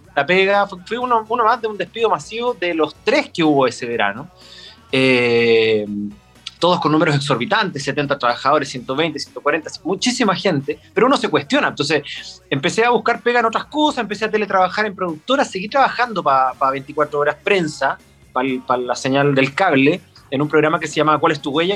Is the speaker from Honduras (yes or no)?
no; Concepción, Biobío, Chile; moved away as an adult; now in Santiago, Chile; vivo a cuatro cuadras de acá porque toda mi vida crecí en Colo Colo, entre Barrio y Siempre viví ahí